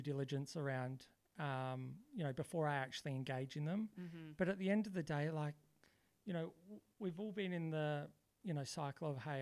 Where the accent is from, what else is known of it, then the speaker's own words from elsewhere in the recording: Adelaide, South Australia, Australia; also born or lived in Melbourne; I'm born in Adelaide and I grew up in Adelaide.